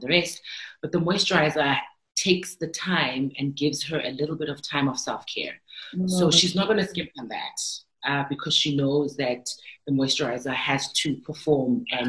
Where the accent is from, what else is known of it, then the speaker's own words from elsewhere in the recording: South Africa; I am from South Africa